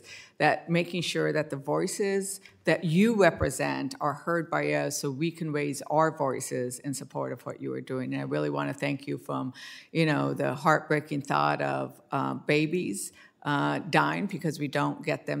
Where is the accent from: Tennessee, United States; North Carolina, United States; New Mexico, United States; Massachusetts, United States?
New Mexico, United States; I'm from New Mexico